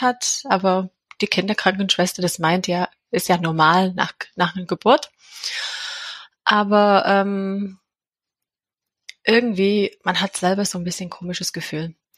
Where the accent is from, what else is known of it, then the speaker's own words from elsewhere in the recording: England, United Kingdom; German is a second language; now in Leonberg, Germany; Ich komme aus England und wohne in der Nähe von Leonberg